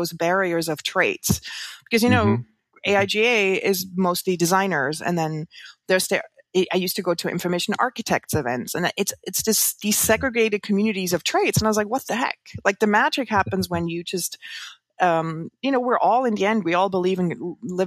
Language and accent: English; Switzerland; moved away as an adult; now in New York, United States; I grew up in the Swiss countryside